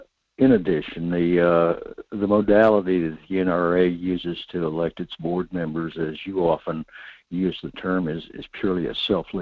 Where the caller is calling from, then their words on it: North Pole, Alaska, United States; Michael, this is … in North Pole.